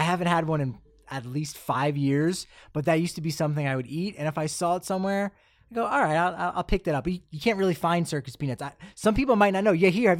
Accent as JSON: {"language": "English", "country": "Ireland", "said": "I enjoy that. I'm as an Irish guy. I'll enjoy if it's house made like chips."}